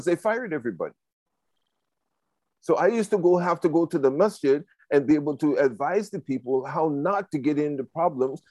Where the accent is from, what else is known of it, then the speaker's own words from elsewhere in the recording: Toronto, Ontario, Canada; Downtown Toronto, it is one of the worst places. I grew up in Regent Park